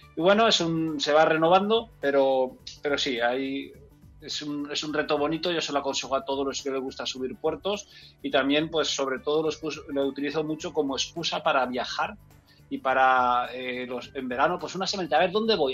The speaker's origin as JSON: {"language": "Spanish", "town": "Enguera", "region": "Valencian Community", "country": "Spain", "tie": "born or raised there", "said": "en Enguera, en mi pueblo"}